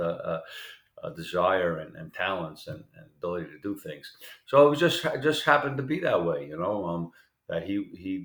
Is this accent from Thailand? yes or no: no; New York City, New York, United States; I was kind of like a naive kid, even though I grew up in Queens